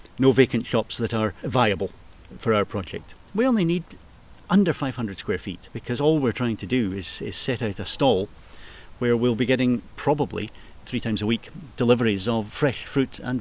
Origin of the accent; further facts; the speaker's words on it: Edinburgh, Scotland, United Kingdom; I was born and bred in Portobello. I've lived the majority of my life in Portobello